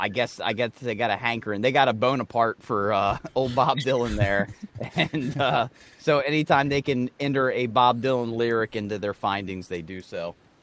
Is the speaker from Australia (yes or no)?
no; Ireland; And as an Irishman, I commend you.